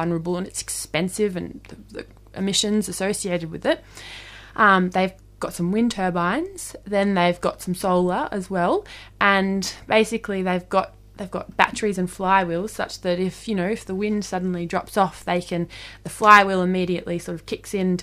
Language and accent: English; Darwin, Northern Territory, Australia; moved away; I'm originally from Darwin